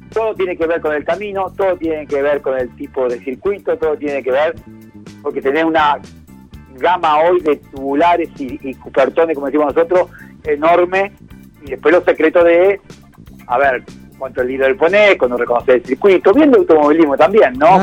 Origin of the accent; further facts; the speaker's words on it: Argentina; a mí me escuchan hablar español y bien argentino. No soy francés, ni italiano, ni suizo